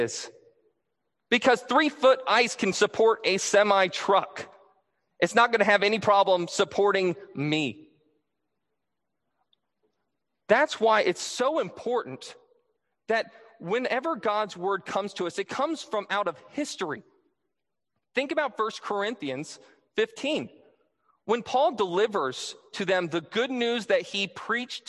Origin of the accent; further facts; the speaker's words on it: Michigan, United States; I'm originally from, well, I was born in Michigan